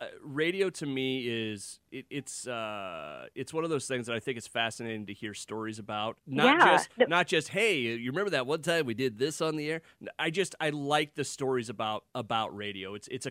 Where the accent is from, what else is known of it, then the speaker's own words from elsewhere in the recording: Iowa, United States; That's growing up in Iowa.